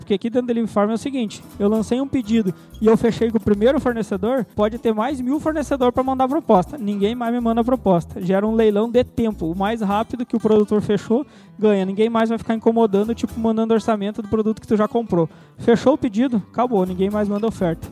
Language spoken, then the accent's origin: Portuguese; Santa Maria, Rio Grande do Sul, Brazil; moved away as an adult; also born or lived in Querência, Mato Grosso; now in Sinop, Brazil; eu sou gaúcho, natural de Santa Maria, Rio Grande do Sul, e faz cerca de sete anos que eu moro no Mato Grosso